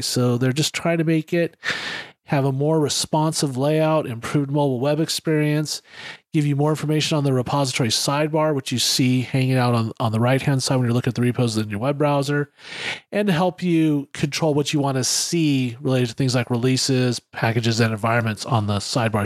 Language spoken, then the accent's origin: English; California, United States; Me growing up in California